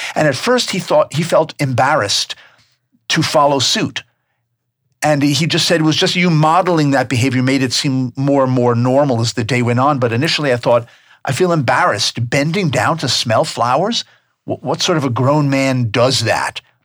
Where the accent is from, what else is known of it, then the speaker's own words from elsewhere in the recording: New York, United States; also born or lived in Tucson; now in North Carolina, United States; I'm from New York